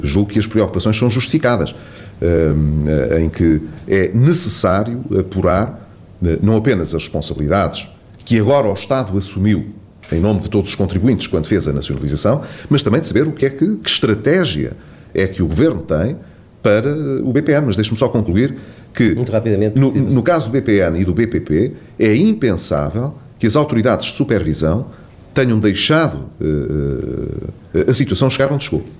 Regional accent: Vila Real, Vila Real District, Portugal; Vila Real, que é justamente, como sabe, o distrito a que politicamente mais estou eh, ligado e, que é a minha terra.

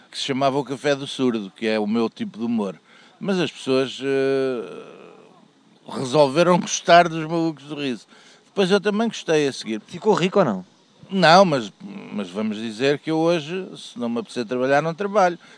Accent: Lisbon, Portugal; para mim que sou saloia, portanto é a esperteza saloia.

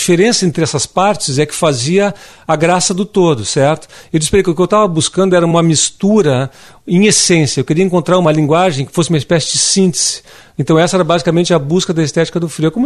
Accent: Rio Grande do Sul, Brazil; moved away; also born or lived in Rio de Janeiro; a chegada do frio no sul do Brasil, na minha terra.

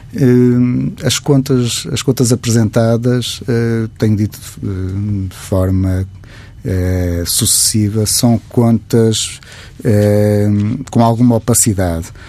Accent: Matosinhos, Norte, Portugal; eu sou de Matosinhos

